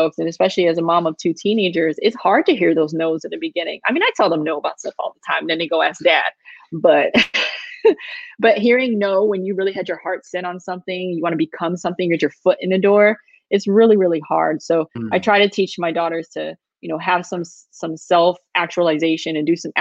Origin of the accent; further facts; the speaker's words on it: Chicago, Illinois, United States; moved away; me growing up on the South Side of Chicago.